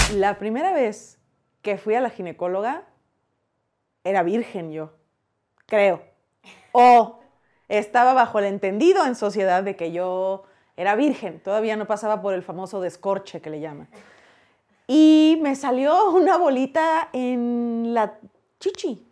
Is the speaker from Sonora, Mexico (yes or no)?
yes; Hermosillo, Sonora, Mexico; moved away as an adult; now in Mexico City, Mexico; soy de Hermosillo, Sonora